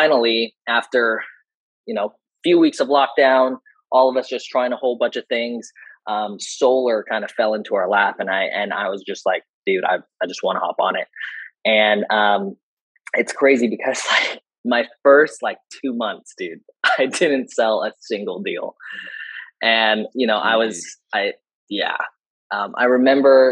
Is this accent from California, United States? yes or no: yes; San Diego, California, United States; I'm from San Diego.